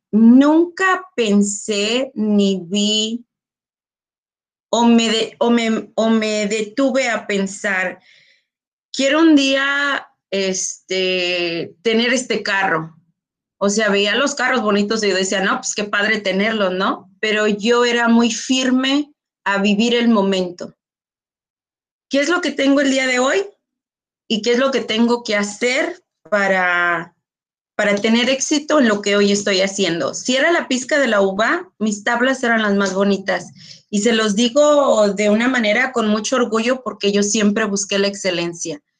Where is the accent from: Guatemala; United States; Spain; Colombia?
United States; Entonces somos chicanos que inventamos una manera ah, de vivir, ni, somos tan americanos, so nos dicen mexicanos, pero los mexicanos no somos tan mexicanos, o nos dicen americanos.